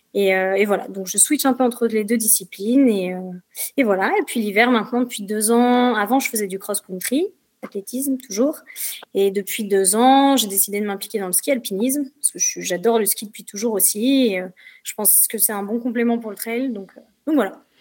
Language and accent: French; Paris region, Île-de-France, France; moved away as an adult; now in Saint-Gervais, France; je suis pas native de, de Haute-Savoie. moi, j'ai grandi en région parisienne